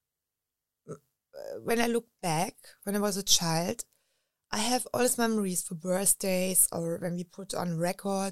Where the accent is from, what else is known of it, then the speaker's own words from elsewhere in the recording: Berlin, Germany; English is a second language; I grew up in Berlin with wars around it